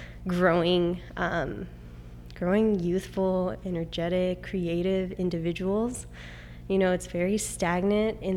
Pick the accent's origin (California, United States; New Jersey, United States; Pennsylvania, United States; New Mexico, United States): California, United States; Pomona; So I am from Pomona. I grew up here.